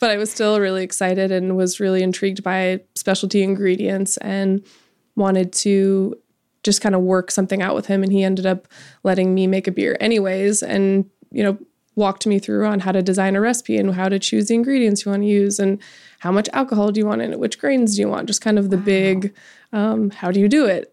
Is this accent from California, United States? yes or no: no; Edwards, Colorado, United States; I'm from the mountains in Colorado, a little ski town